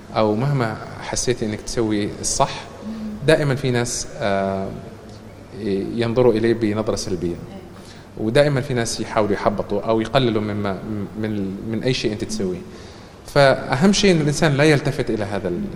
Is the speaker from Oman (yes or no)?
yes; Oman; moved away as an adult; also born or lived in Canada; لما أنا تركت عمان للدراسة في الخارج